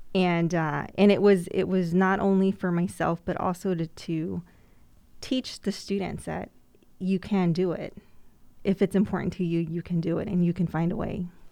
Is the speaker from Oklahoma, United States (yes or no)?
no; Immokalee, Florida, United States; growing up in Immokalee